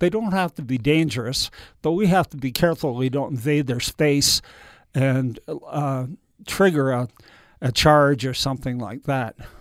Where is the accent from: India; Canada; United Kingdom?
Canada; moved away; Being Canadian, I thought I might move back there